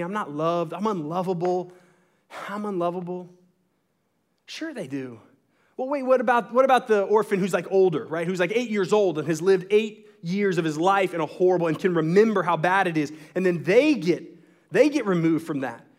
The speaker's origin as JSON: {"language": "English", "region": "Texas", "country": "United States", "tie": "born or raised there", "said": "the religion that I was born into in Texas"}